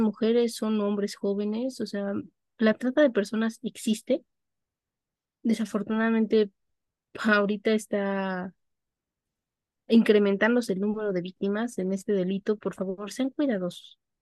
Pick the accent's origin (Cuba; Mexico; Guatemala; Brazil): Mexico; yo no perdía la nacionalidad mexicana